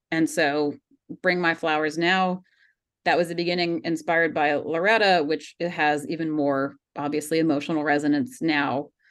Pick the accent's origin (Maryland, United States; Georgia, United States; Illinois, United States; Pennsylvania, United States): Georgia, United States; I grew up in Georgia